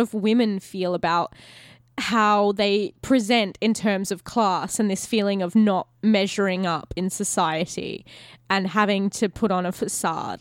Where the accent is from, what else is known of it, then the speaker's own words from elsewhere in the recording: Australia; as an Australian because like most Australians, we have like a majority middle class